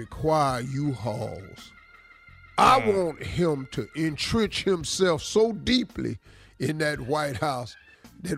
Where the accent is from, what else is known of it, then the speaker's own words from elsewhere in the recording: Cleveland, Ohio, United States; I'm from Cleveland